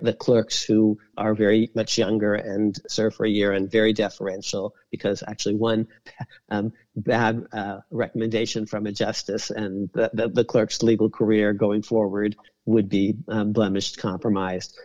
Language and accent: English; California, United States; I'm from California.